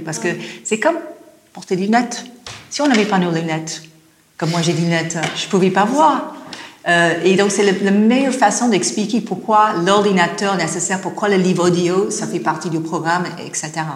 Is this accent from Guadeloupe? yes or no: no; Los Angeles, California, United States; accent: American; French is a second language; moved away as an adult; now in France; je viens de Los Angeles